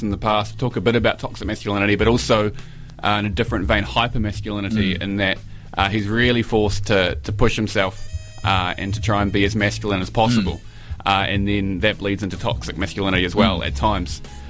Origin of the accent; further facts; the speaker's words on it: Palmerston North, Manawatū-Whanganui, New Zealand; moved away; also born or lived in Wellington, New Zealand / Edinburgh, United Kingdom; my hometown of Palmerston North. And I lived in Edinburgh for a couple of years